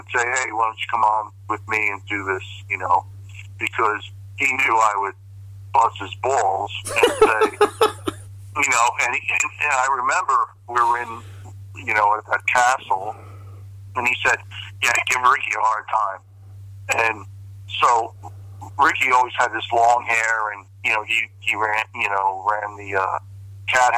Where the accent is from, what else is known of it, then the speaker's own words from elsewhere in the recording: New Jersey, United States; I'm from Jersey